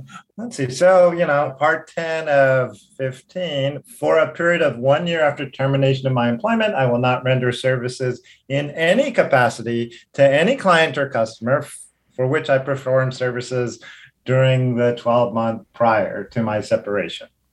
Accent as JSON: {"language": "English", "region": "Hawaii", "country": "United States", "tie": "born or raised there", "also_born_or_lived": "Los Angeles", "moved": "as an adult", "said": "I was born in Hawaii. I grew up here"}